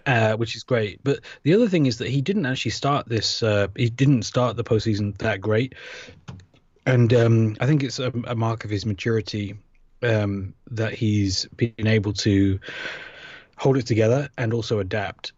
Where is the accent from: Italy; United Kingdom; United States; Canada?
United Kingdom; accent: British; moved away; my accent